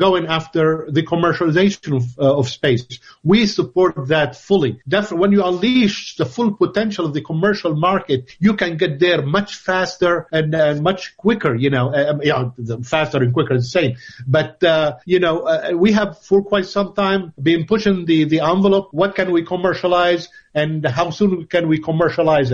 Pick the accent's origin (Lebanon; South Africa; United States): Lebanon; moved away as an adult; also born or lived in Grenoble, France; I originated in Lebanon. I was born in Lebanon